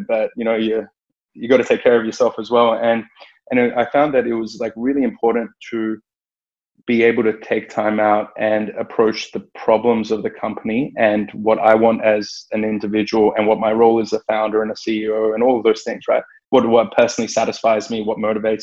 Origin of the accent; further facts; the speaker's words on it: Australia; growing up in Australia